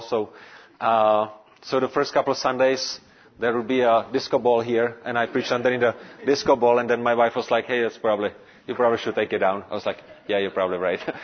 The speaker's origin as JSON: {"language": "English", "region": "Prague", "country": "Czechia", "tie": "born or raised there", "also_born_or_lived": "Brno area, Czech Republic", "second_language": "English", "said": "I was born and raised in Prague, which is the capital."}